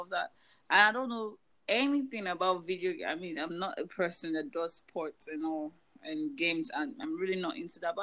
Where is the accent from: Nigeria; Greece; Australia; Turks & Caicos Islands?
Nigeria; now in United States; I'm Nigerian